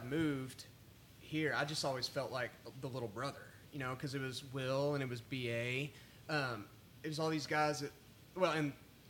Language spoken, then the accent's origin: English; Lubbock, Texas, United States; moved away as an adult; also born or lived in College Station, Texas; now in Nashville, United States; I've always said how proud I am to be from Lubbock